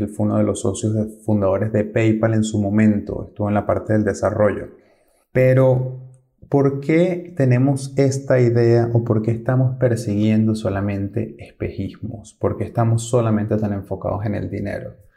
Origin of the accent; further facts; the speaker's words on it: Venezuela; moved away as an adult; Yo soy de Venezuela y cuando salí de mi país no tenía dinero encima, eso fue hace 10 años